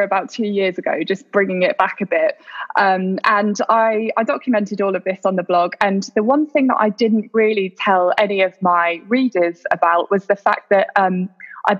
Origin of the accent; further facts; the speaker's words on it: United Kingdom; moved away as an adult; now in Doha, Qatar; I am a British expat who's currently living in Doha with my family.